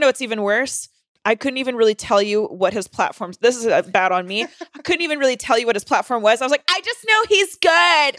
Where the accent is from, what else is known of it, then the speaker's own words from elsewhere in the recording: North Carolina, United States; moved away; I'm from North Carolina